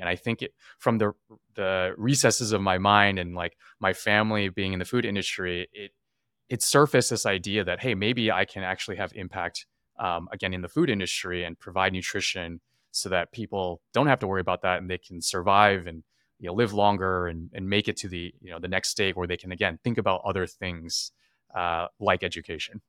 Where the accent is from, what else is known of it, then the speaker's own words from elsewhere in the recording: California, United States; growing up in California